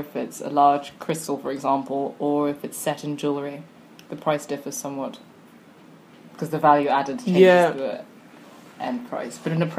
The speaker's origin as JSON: {"language": "English", "region": "South East England", "country": "United Kingdom", "said": "I'm from Kent."}